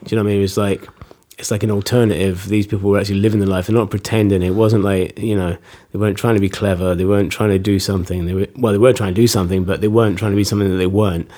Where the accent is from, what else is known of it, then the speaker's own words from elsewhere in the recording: Fort William, Scotland, United Kingdom; moved away as an adult; also born or lived in Nottingham / Edinburgh / London; I was sort of born in Nottingham, went to Scotland with my folks when I was about six. Grew up in Fort William